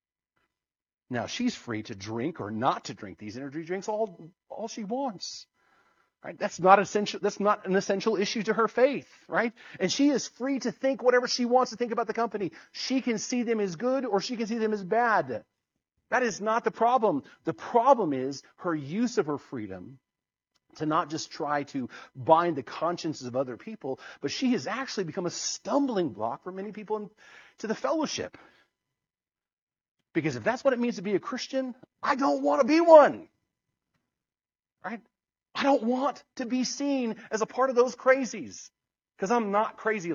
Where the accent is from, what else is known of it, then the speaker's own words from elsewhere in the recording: United States; I'm as American as anyone else